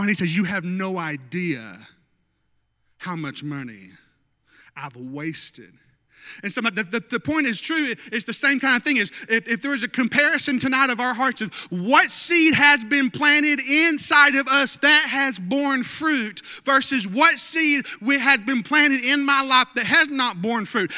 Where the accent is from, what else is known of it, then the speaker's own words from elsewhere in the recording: North Arkansas, United States; I grew up in North Arkansas